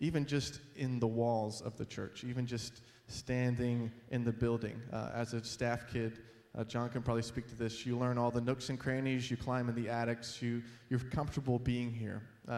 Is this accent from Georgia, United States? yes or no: yes; Georgia, United States; also born or lived in Florida; now in New Jersey, United States; She's generally from the Chicago area, and I grew up in Georgia and Florida. So when people ask where we're from, I say lots of places.